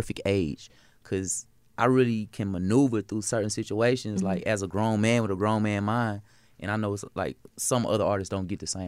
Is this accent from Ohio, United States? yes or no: no; Atlanta, Georgia, United States; I'm from Atlanta, so I'm a Georgia boy